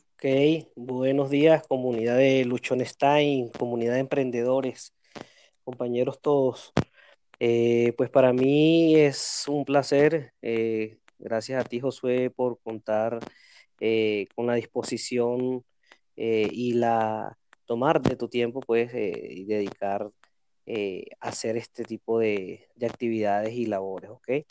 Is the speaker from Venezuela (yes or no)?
yes; Venezuela; moved away as an adult; now in Cali, Colombia; vengo de Venezuela emprendiendo. Hoy en día me encuentro en Cali.